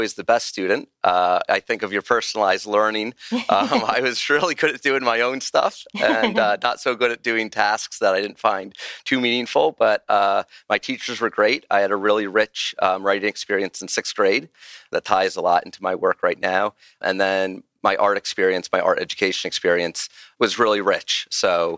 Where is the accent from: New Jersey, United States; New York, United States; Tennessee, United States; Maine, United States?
New Jersey, United States; Glen Rock; I grew up in a town called Glen Rock, New Jersey, which was a small town up north